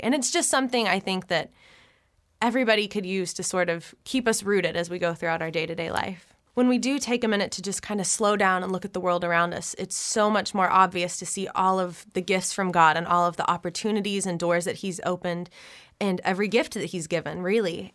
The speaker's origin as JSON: {"language": "English", "town": "Flower Mound", "region": "Texas", "country": "United States", "tie": "born or raised there", "moved": "as an adult", "lives_now": "Nashville, United States", "said": "I was born and raised in Flower Mound, Texas"}